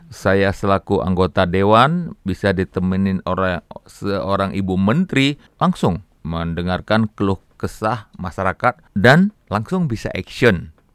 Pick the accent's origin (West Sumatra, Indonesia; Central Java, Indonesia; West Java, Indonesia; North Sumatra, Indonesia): North Sumatra, Indonesia; Medan; also born or lived in Aceh; Alhamdulillah, saya lahir di Aceh. Umur satu bulan saya dibawa oleh orang tua saya ke Medan.